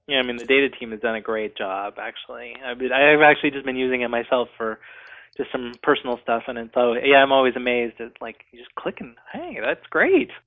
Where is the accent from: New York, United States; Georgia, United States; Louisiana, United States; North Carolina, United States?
North Carolina, United States; now in Seattle, United States; I'm from North Carolina